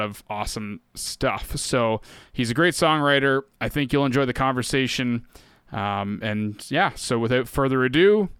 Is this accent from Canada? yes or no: yes; Peterborough, Ontario, Canada; my hometown of Peterborough.